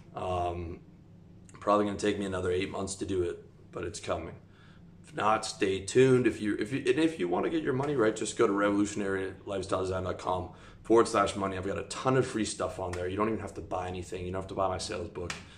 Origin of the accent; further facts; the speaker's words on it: Canada; moved away as an adult; I'm talking to you from Eastern Europe. I'm from Canada. I've lived all over the world.